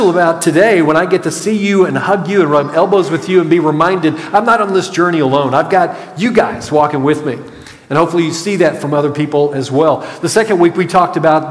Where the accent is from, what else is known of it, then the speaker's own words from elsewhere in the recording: Clarksville, Arkansas, United States; now in Grand Prairie, United States; growing up in Clarksville, Arkansas